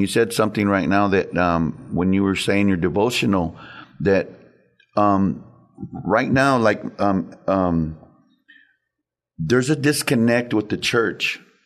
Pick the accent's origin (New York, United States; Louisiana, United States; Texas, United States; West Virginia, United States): Texas, United States; San Antonio; I've lived in San Antonio all my life